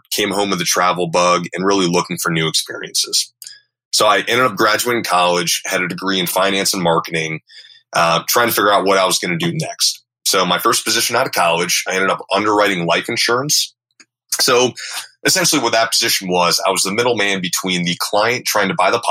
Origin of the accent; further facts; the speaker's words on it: Minnesota, United States; moved away as an adult; also born or lived in Texas; I was from Minnesota.